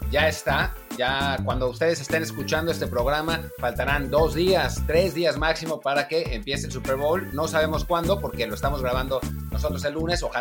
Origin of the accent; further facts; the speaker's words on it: Mexico; now in Spain; para, nosotros que venimos de México y, vivimos en España